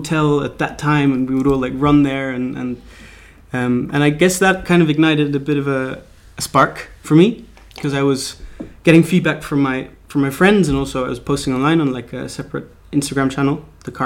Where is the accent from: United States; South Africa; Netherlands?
Netherlands; Amsterdam, North Holland; moved away; also born or lived in Berlin, Germany; we moved from Amsterdam, where I'm currently living and where I was born. We moved to Berlin, to Germany